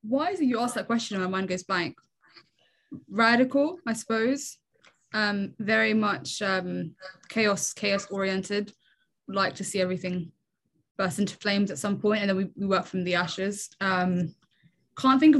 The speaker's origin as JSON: {"language": "English", "region": "England", "country": "United Kingdom", "tie": "born or raised there", "also_born_or_lived": "Ottawa, Canada"}